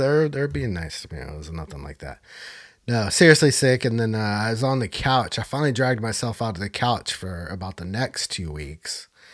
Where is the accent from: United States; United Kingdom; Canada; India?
United States; Northern California; my hometown here